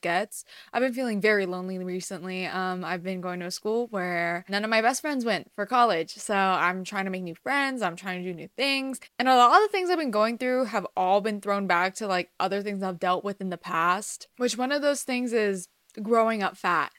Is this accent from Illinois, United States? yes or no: no; Los Angeles, California, United States; also born or lived in Iran (ancestry); I'm Iranian American, I've lived in America my whole life, but I'm Persian. More specifically in the L A area